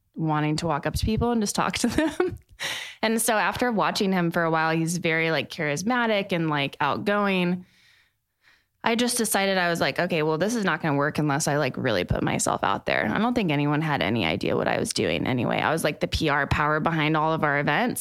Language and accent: English; Plano, Texas, United States; also born or lived in Austin, Texas; now in Dallas, United States; growing up in Plano